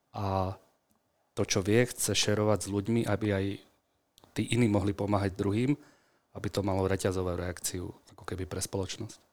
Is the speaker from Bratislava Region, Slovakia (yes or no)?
yes; Bratislava, Bratislava Region, Slovakia; also born or lived in Senec; vyrastal som na Kramároch bratislavských